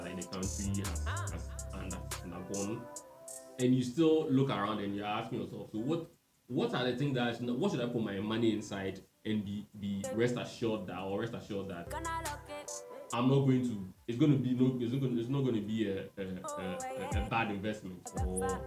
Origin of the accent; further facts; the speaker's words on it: Ghana; as a Ghanaian